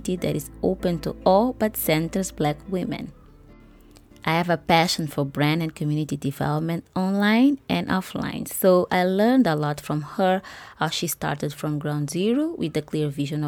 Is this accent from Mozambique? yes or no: yes; Mozambique; my home country of Mozambique